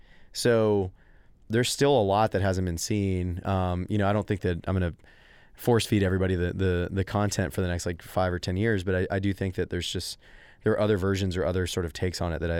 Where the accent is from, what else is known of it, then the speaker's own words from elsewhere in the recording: Texas, United States; going back to your question about being Texan